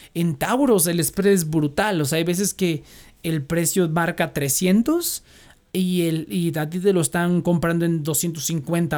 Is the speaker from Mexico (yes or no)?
yes; Mexico; como mexicanos